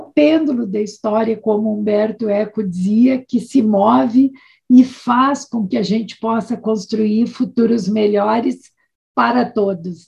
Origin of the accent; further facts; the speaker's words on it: Brazil; trabalhar no Brasil, sendo também brasileira